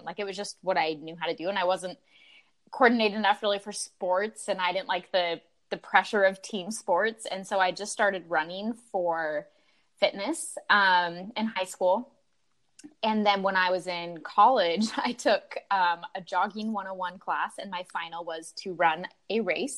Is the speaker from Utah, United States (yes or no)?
yes; Utah, United States; moved away; I grew up in Utah